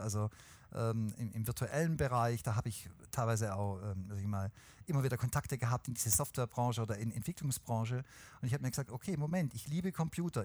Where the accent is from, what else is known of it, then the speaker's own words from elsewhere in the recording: Swabia, Germany; außerdem bin ich Schwabe